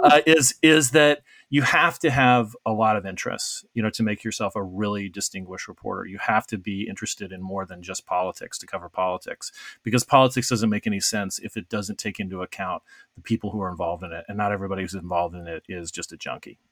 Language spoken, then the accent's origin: English; Arizona, United States; moved away; when I was growing up in Arizona